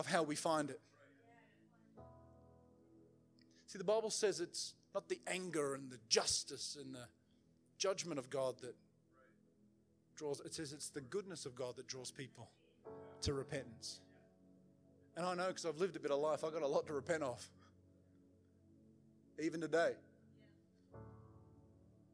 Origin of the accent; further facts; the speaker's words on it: the South, United States; I'm from the South, man, where, you know, everybody goes to church